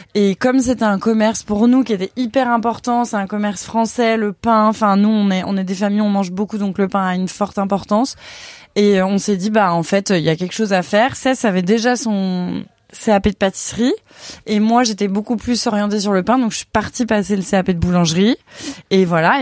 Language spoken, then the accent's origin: French; Lyon, Auvergne-Rhône-Alpes, France; now in Paris, France; moi je suis lyonnaise à la base